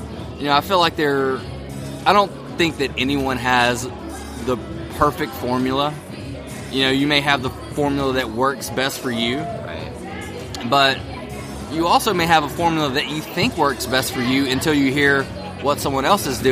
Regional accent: Louisiana, United States; also born or lived in Tennessee; I'm originally from Louisiana

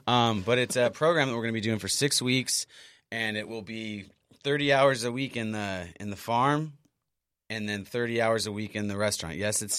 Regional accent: Imperial Beach, California, United States; moved away; also born or lived in Los Angeles; I moved down from LA just about a year and a half ago. I mean, I'm originally from Imperial Beach

